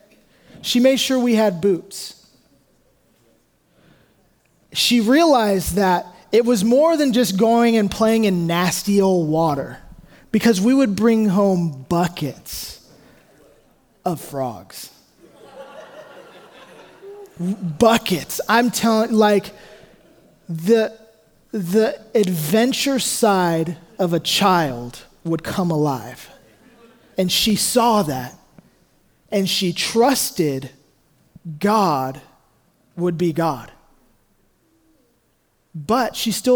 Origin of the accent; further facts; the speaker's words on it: Hayward, California, United States; I grew up in Hayward, not Redding, not Sacramento